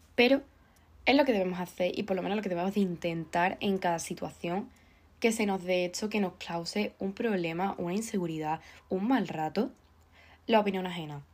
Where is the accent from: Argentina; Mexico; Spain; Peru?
Spain; Andalusia; soy andaluza